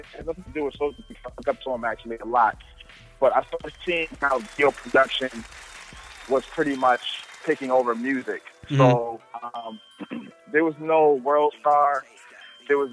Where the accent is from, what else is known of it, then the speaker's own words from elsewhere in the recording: New Jersey, United States; I am from New Jersey, all over New Jersey.